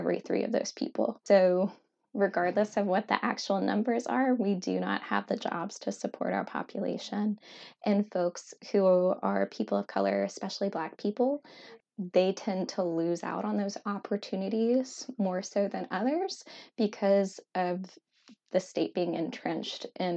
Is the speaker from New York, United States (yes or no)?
no; South Louisiana, United States; where I grew up in South Louisiana